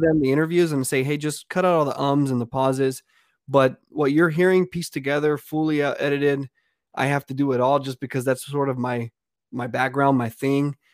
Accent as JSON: {"language": "English", "town": "Pawnee", "region": "Texas", "country": "United States", "tie": "born or raised there", "lives_now": "Austin, United States", "said": "I grew up in South Texas. It's a real small town called Pawnee, Texas."}